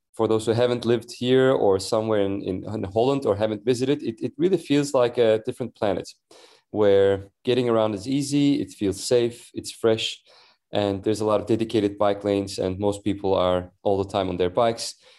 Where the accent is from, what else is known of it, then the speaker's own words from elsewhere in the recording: Istanbul, Turkey; moved away as an adult; also born or lived in San Francisco Bay Area / Washington DC / New York / London; now in Copenhagen, Denmark; I grew up in Istanbul, Turkey.